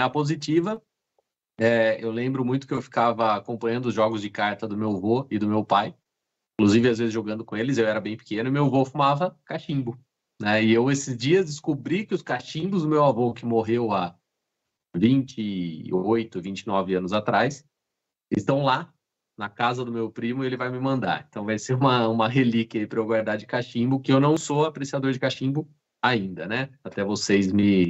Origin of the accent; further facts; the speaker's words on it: Jundiaí, São Paulo, Brazil; moved away as an adult; also born or lived in Rio Grande do Sul; now in Caxias do Sul, Brazil; eu sou do interior de São Paulo, de Jundiaí, e eu vim eh, para o Rio Grande do Sul em 2008